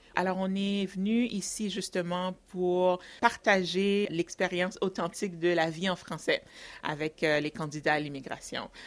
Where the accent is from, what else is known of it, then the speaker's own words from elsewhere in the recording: Ontario, Canada; je suis une franco-ontarienne d'origine haïtienne.